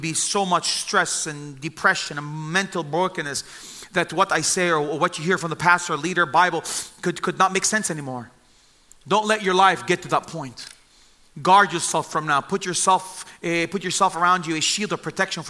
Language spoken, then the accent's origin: English; Bethlehem, West Bank, Palestine; also born or lived in Jerusalem; I was born in Jerusalem and I grew up in the city of Bethlehem